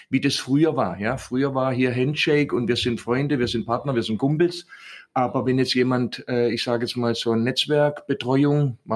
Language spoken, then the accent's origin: German; Southern Germany, Germany; accent: Swabian; ich bin ja aus dem Süden